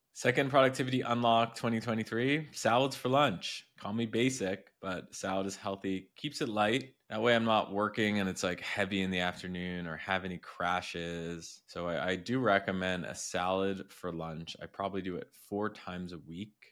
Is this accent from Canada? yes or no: yes; Montreal, Quebec, Canada; now in Miami Beach, United States; I'm from Montreal